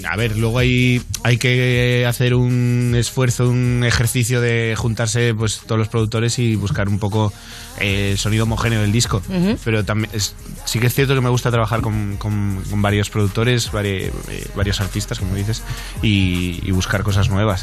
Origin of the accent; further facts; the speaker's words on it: Spain; como todo español